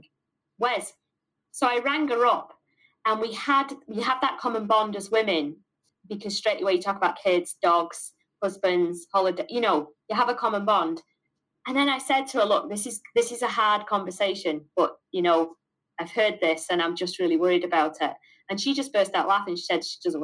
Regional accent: Manchester, North West England, United Kingdom; accent: Mancunian; moved away as an adult; also born or lived in Laurencekirk, Aberdeenshire, Scotland; now in Aberdeenshire, United Kingdom; I've got this horrible Mancunian accent

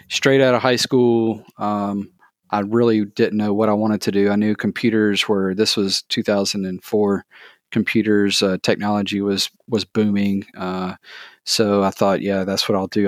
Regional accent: thirty minutes south of Atlanta, Georgia, United States; I grew up in Georgia, um, just thirty minutes south of Atlanta.

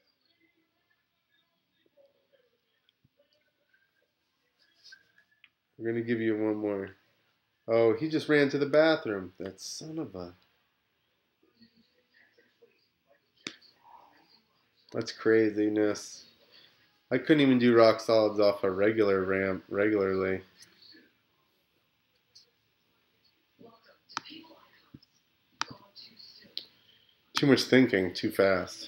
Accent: United States; we're American

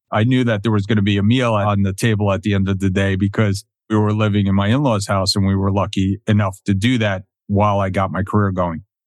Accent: New Jersey, United States; also born or lived in Connecticut; now in Florida, United States; I'm from New Jersey

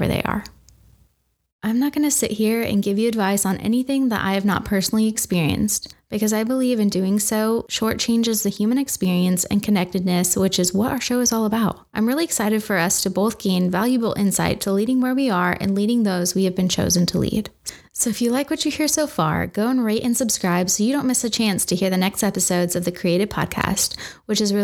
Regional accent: Washington, United States; I grew up in Washington State, and after graduating high school, I joined the Marines

